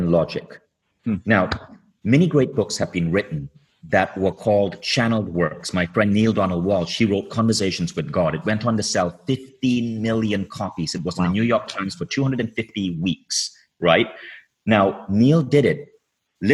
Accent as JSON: {"language": "English", "country": "Malaysia", "tie": "born or raised there", "also_born_or_lived": "Michigan", "moved": "as an adult", "said": "I was growing up in Malaysia"}